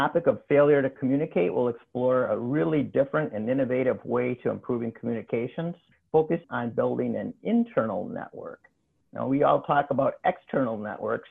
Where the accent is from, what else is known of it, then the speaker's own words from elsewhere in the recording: Midwest, United States; coming from the Midwest, it all sounds like a New York accent